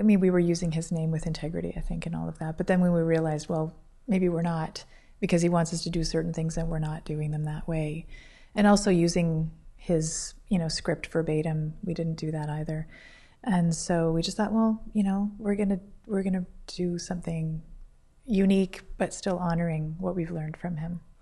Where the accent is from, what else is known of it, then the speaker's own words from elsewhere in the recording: Toronto, Ontario, Canada; moved away as an adult; now in Guelph, Canada; I'm from Toronto